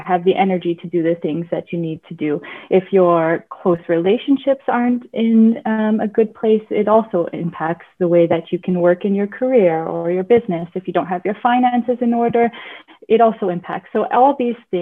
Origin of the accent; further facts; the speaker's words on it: Nipigon, Ontario, Canada; I'm from Northern Ontario, from a little town called Nipigon.